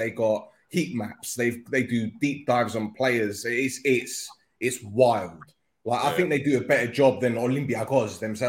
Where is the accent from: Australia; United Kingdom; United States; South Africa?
United Kingdom; London; Sorry, I'm from London.